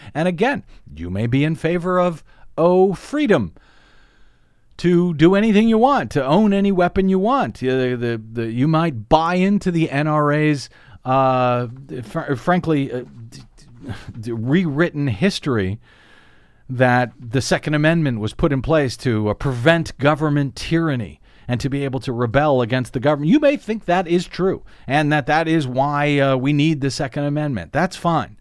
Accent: Missouri, United States; now in Los Angeles, United States; Missouri, my home state

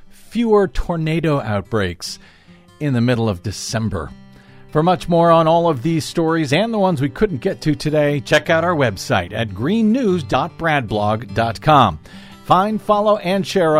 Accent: St. Louis, Missouri, United States; I grew up in St. Louis, Missouri

